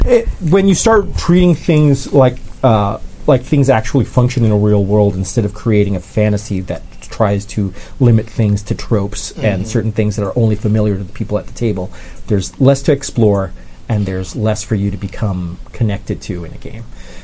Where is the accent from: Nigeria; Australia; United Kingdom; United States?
United Kingdom; London; the social constructs I knew and was part of as a Londoner. I could do South London gangster more comfortably than Milwaukee gangster